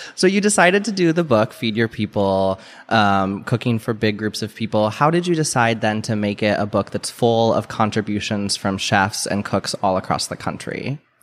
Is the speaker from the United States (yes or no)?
yes; Midwest, United States; I grew up in the Midwest